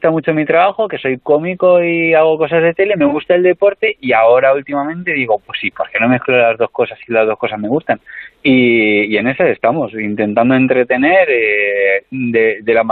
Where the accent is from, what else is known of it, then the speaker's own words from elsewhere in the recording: Tarragona, Catalonia, Spain; born there; nací en Tarragona hace unos 32 años. Nací ahí porque coincidió que mi madre estaba ahí en ese momento